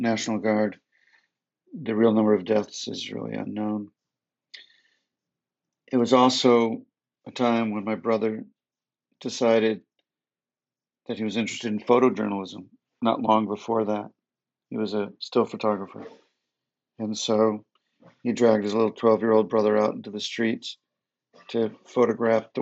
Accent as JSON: {"language": "English", "town": "Detroit", "region": "Michigan", "country": "United States", "tie": "born or raised there", "said": "I grew up in Detroit"}